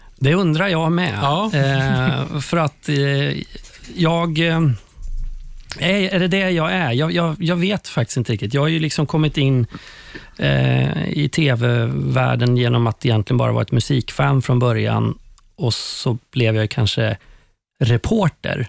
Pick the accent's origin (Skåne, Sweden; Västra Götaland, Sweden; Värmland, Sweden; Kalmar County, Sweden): Västra Götaland, Sweden; Skövde; moved away; jag hade börjat göra TV hemma i Skövde, där jag kommer ifrån.